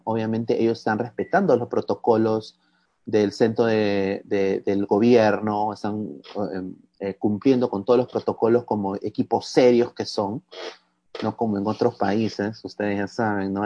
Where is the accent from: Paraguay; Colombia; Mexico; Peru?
Peru; como peruano